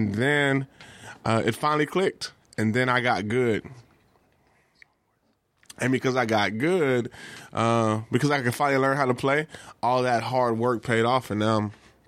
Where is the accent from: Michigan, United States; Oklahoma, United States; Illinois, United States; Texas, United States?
Texas, United States; accent: drawl; Yeah, I'm from Texas, so I speak with a draw.